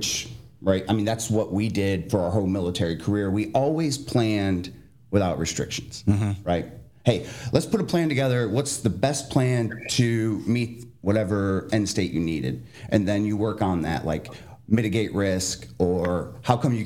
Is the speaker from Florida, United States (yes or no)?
no; Jackson, Michigan, United States; now in Phoenix, United States; when I'm growing up, I grew up in Michigan.